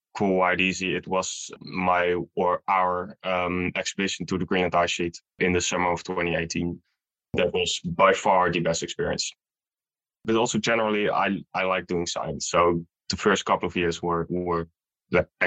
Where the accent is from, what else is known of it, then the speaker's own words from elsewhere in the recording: Netherlands; also born or lived in Utrecht / Amersfoort; I'm from the Netherlands.